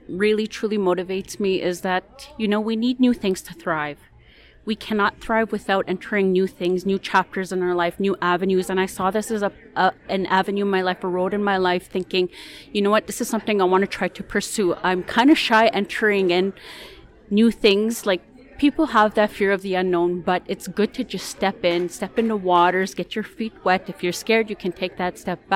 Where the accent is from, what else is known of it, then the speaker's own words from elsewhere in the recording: Makwa Sahgaiehcan, Saskatchewan, Canada; moved away; I'm originally from Maquisagagan